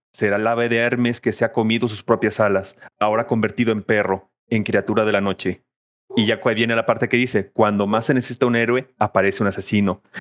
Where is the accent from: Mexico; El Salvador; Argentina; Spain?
Mexico; Ciudad Guzmán, Jalisco; soy oriundo de Ciudad Guzmán, Jalisco